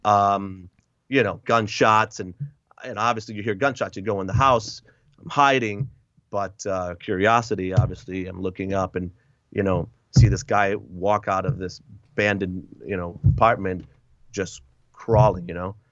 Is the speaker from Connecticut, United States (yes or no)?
yes; Hartford, Connecticut, United States; moved away as an adult; also born or lived in Puerto Rico / Lowell, Massachusetts; now in Wisconsin, United States; I grew up in, uh, Connecticut, Massachusetts, those two states